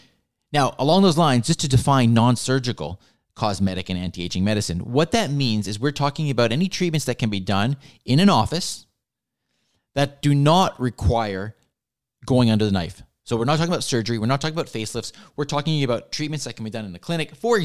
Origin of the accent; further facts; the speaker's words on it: Vancouver, British Columbia, Canada; As I mentioned, I was born and raised here in Vancouver. I attended school here in Vancouver